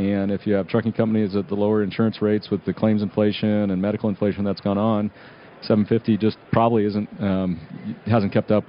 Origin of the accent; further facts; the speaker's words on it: Nebraska, United States; You know, our feeling is we're from Nebraska. It's a long state